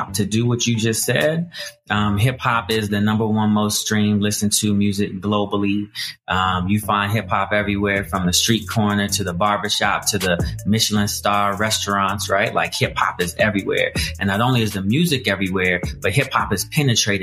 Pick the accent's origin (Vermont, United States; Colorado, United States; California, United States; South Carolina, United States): Colorado, United States; I grew up in Colorado, single parent household